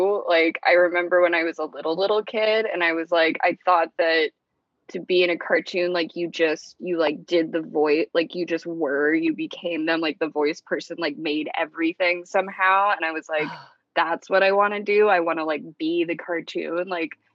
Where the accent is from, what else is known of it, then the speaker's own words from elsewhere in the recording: Asheville, North Carolina, United States; I grew up in outside of Asheville in North Carolina.